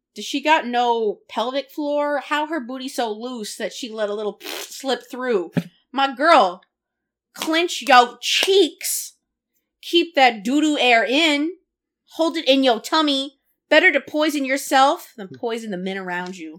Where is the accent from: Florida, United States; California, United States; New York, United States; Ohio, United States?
California, United States; I come from California